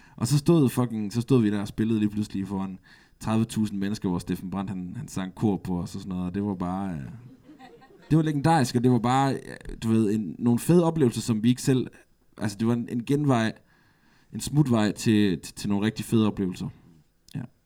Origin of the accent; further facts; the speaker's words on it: Aarhus, Central Denmark Region, Denmark; Jeg er fra Latinakvarteret